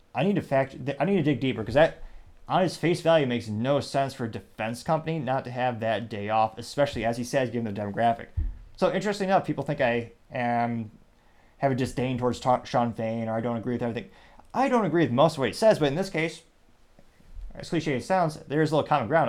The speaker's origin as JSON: {"language": "English", "country": "United States", "said": "I'm an American"}